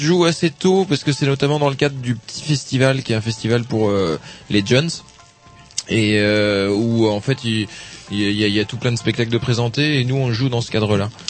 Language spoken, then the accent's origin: French; Brittany, France; je suis breton, je suis originaire de Bretagne